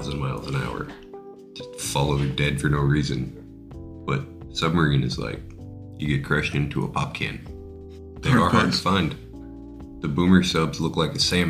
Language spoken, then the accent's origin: English; United States; I'm an American